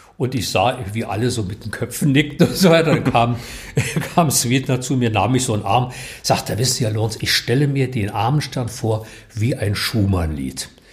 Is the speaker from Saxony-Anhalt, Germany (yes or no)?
no; Berlin, Germany; ich bin aus Mahlsdorf nie rausgekommen. Ich habe mein ganzes Leben hier im Umkreis meines jetzigen Hauses verbracht.